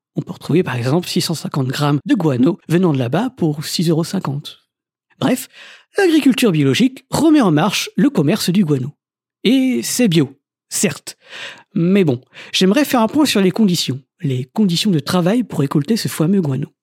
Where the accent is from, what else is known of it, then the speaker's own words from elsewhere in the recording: France; chez nous en France métropolitaine